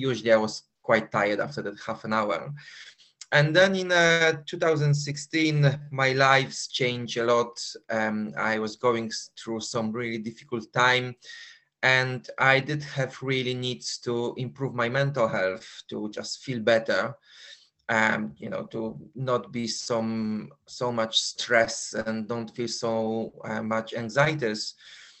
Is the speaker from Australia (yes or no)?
no; Poland; accent: Polish; moved away as an adult; also born or lived in London, United Kingdom; Because I was born in Poland and I was living in Poland for 21 years.